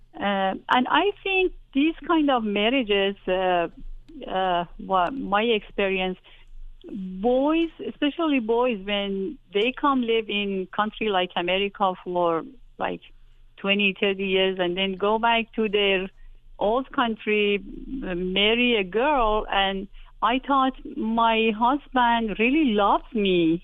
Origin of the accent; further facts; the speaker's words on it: Iran; moved away as an adult; I was coming from Iran